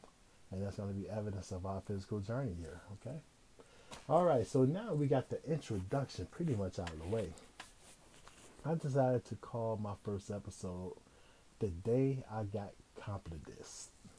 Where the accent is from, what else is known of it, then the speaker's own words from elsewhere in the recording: Midwest, United States; And I was from the Midwest.